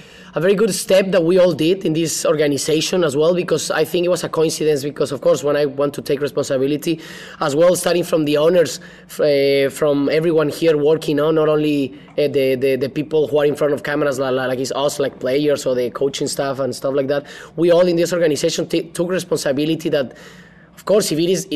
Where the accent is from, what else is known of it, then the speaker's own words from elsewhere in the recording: Mexico City, Mexico; English is a second language; moved away as an adult; also born or lived in Guadalajara / Manchester; now in Los Angeles, United States; I was born and raised in Mexico City